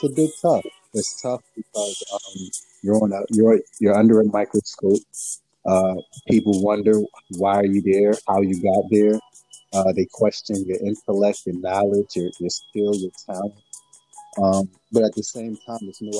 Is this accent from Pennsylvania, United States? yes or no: yes; Philadelphia, Pennsylvania, United States; moved away as an adult; now in Washington, D.C., United States; growing up in Southwest Philadelphia, then the city of Philly, all the way to, you know, me getting to the government and moving to D.C.